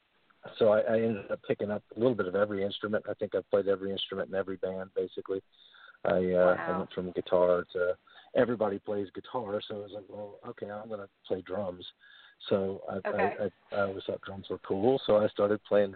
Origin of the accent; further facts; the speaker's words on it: Portsmouth, Ohio, United States; I grew up in Portsmouth, Ohio. So I've pretty much been here most of my life.